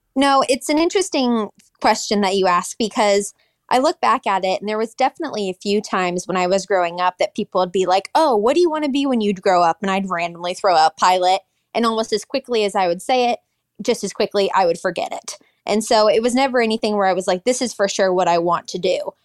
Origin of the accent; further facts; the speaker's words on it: Seattle, Washington, United States; now in Texas, United States; That is where I'm at today, but I'm originally from Seattle, Washington.